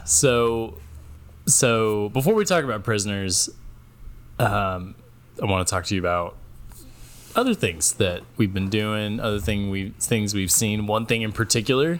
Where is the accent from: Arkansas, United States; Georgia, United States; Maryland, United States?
Arkansas, United States; Little Rock; a guy from my hometown, basically, in flyover